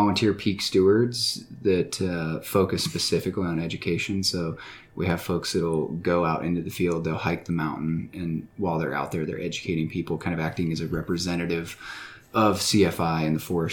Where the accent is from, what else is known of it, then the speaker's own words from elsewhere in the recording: Atlanta, Georgia, United States; moved away as an adult; now in Colorado, United States; I grew up in Atlanta, Georgia